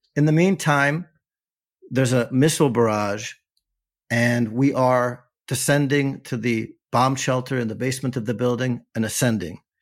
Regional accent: United States; now in Ofakim, Israel; I'm an American expat intellectual, right, and writer

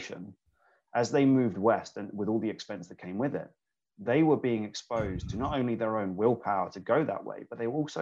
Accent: England, United Kingdom; and I'm English, so I'm actually kind of very conscious of the fact that being raised in English culture

